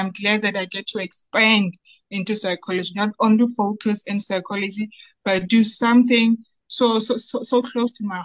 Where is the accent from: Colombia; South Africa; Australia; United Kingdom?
South Africa; Bloemfontein, Free State; So I'm from Bloemfontein, born and bred in Bloemfontein.